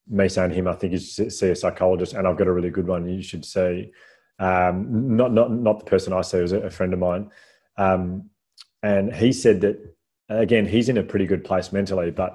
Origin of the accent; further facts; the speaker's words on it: Melbourne, Victoria, Australia; I'm from Melbourne